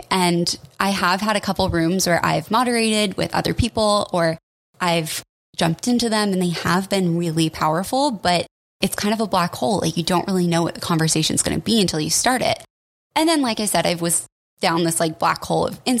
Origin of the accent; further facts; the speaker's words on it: Colorado, United States; now in Portland, United States; I'm from Colorado